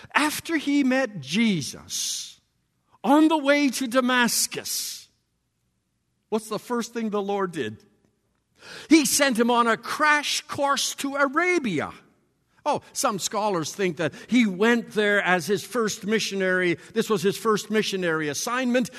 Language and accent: English; Borden, Saskatchewan, Canada; I am from Borden, Saskatchewan.